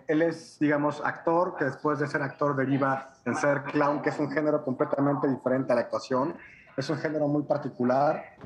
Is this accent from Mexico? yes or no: yes; Mexico; nosotros como productores o como promotores mexicanos